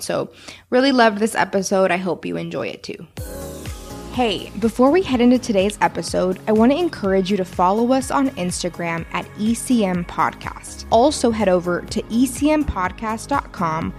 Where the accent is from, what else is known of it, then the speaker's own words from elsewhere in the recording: Houston, Texas, United States; Johanna actually grew up in the same neighborhood that I grew up in Northwest Houston.